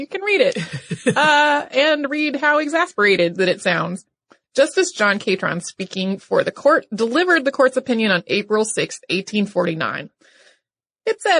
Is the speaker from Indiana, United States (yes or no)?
no; North Carolina, United States; the history of my home state, which is North Carolina.